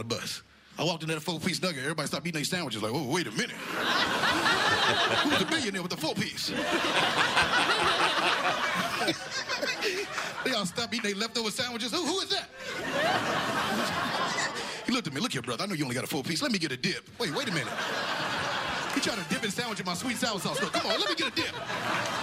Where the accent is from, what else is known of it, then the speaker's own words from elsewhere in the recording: Chicago, Illinois, United States; I'm from Chicago